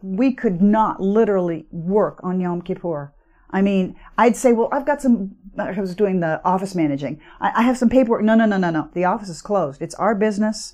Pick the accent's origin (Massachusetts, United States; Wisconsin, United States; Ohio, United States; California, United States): California, United States; Marin; moved away as an adult; also born or lived in Oregon; I grew up in Marin.